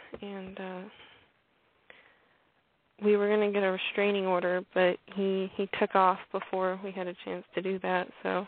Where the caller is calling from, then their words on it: Arkansas, United States; I'm calling from Arkansas.